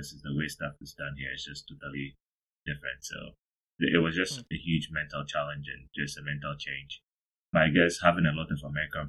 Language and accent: English; Accra, Greater Accra, Ghana; moved away as an adult; also born or lived in Evansville, Indiana, United States; now in San Antonio, United States; I'm from Accra, Ghana. I'm from a small nuclear family, mom, dad, and an older brother. I basically did most of my schooling in Accra, Ghana.